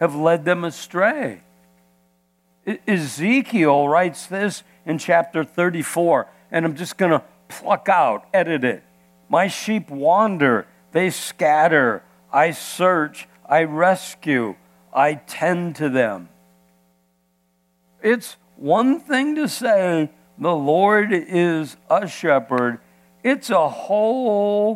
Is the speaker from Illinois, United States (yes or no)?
no; Iowa, United States; moved away; I was born and raised in Iowa